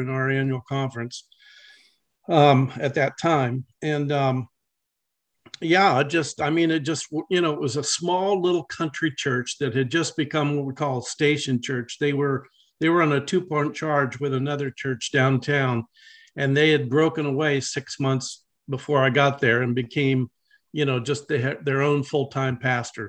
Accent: Dayton, Ohio, United States; now in Columbus, United States; I grew up in Dayton

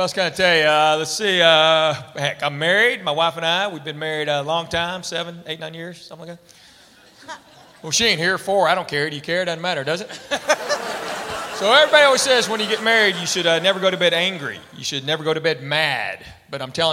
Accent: Knoxville, Tennessee, United States; I'm a full-blooded Korean, and I was born and raised in Knoxville, Tennessee

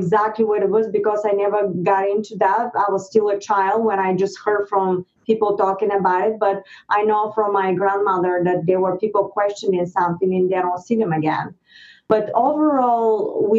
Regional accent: Varna, Varna Province, Bulgaria; English is a second language; moved away as an adult; now in United States; Bulgaria, I was born in the Black Sea, Varna. It's a beautiful town

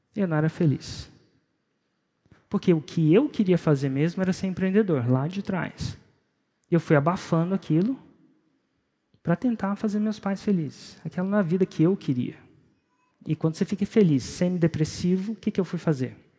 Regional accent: Brasília, Federal District, Brazil; Eu nasci em Brasília, 1977

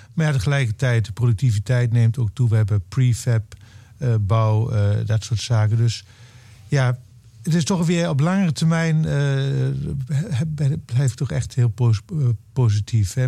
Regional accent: eastern Netherlands, Netherlands; moved away; in het oosten van Nederland, waar ik vandaan kom

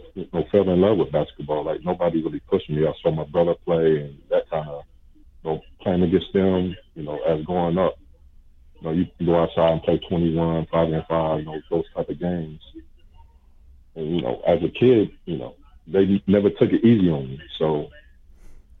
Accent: Richmond, United States; I was born and raised in Richmond.

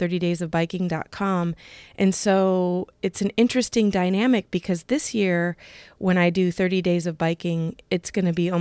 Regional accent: Iowa, United States; I'm from Iowa

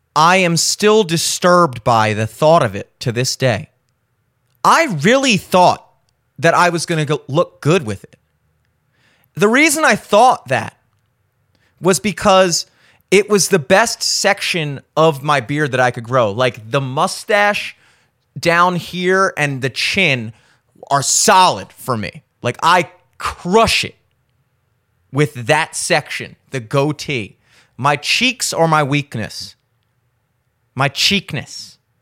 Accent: Maryland, United States; my home state of Maryland

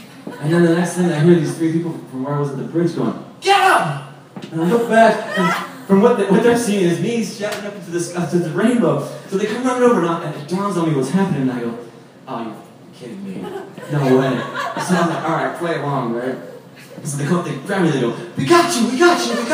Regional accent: San Francisco, California, United States; moved away as an adult; also born or lived in Galway, Ireland; I'm from San Francisco living in Ireland

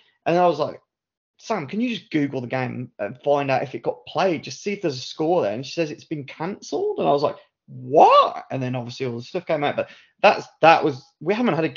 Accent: United Kingdom; a British guy

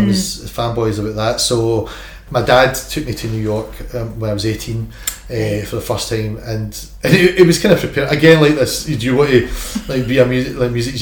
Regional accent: Milton, Scotland, United Kingdom; I'm just a wee guy from Milton

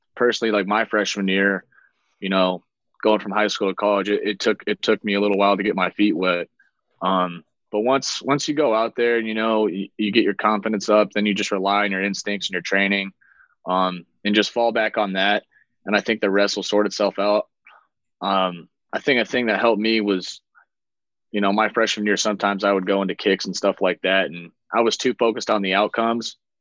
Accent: Iowa, United States; moved away; obviously being from there

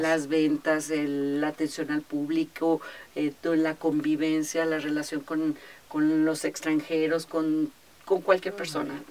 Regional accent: Guadalajara, Jalisco, Mexico; also born or lived in Acapulco; nací aquí en Guadalajara y bueno, parte de mi vida em, estuve aquí, pero posteriormente, fíjate que las cosas de la vida, a mi papá le ofrecieron un trabajo y nos fuimos a vivir tres años a Acapulco.

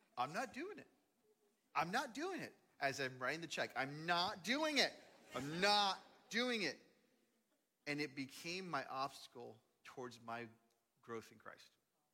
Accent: Dallas, Texas, United States; also born or lived in Seattle; That I came from Dallas and lived in Seattle.

